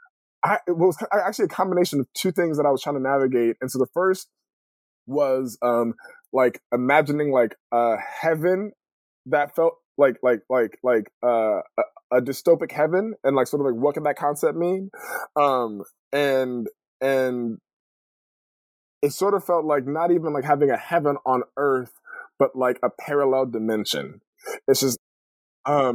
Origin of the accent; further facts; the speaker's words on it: California, United States; moved away as an adult; also born or lived in Los Angeles, California / Connecticut / Boston / Detroit; now in Portland, United States; So I grew up in California.